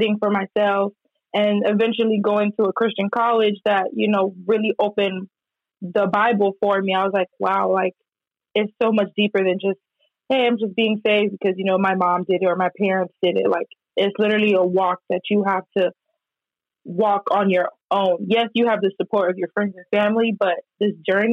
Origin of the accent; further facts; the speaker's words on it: Miami, Florida, United States; moved away as an adult; now in Dallas, United States; born and raised in Miami, Florida, currently living in Dallas, Texas.